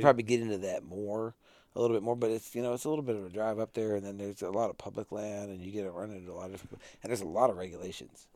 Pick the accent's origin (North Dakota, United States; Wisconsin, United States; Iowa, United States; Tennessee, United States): North Dakota, United States; growing up in North Dakota